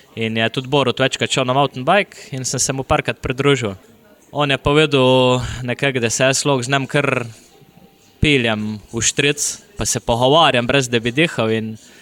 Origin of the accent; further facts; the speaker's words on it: Idrija, Slovenia; Prihajam iz Idrija, sem profesionalni